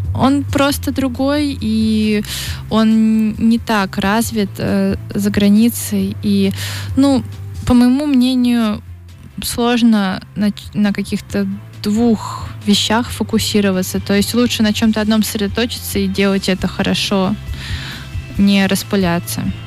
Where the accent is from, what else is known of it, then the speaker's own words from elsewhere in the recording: Saint Petersburg, Russia; я из Петербурга, и Петербург там морской город